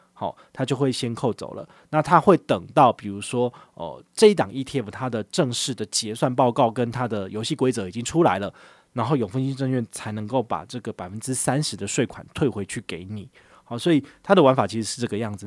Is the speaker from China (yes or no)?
no; Taiwan; 我们台湾人